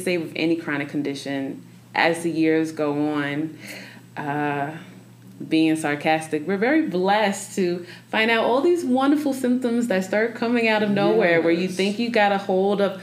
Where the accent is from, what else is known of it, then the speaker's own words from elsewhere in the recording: New York, United States; now in Denver, United States; I'm from New York. So okay. Coming here to Denver, Colorado